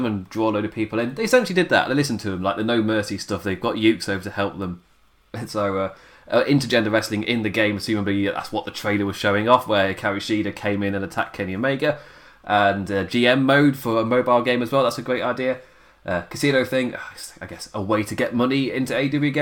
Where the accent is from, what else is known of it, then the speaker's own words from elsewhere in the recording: England, United Kingdom; I'm English